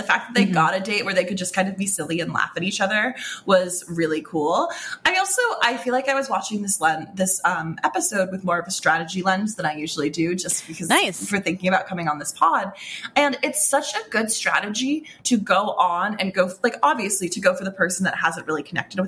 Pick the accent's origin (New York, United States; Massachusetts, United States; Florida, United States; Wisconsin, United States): Massachusetts, United States; Boston; My hometown